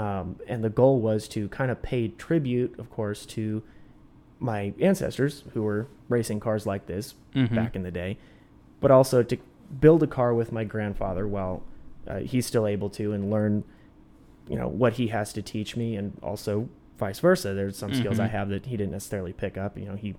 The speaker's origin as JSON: {"language": "English", "town": "Redondo Beach", "region": "California", "country": "United States", "tie": "born or raised there", "said": "My folks, bought their house that mm-hmm. of course I grew up in Redondo Beach a few years before I was born"}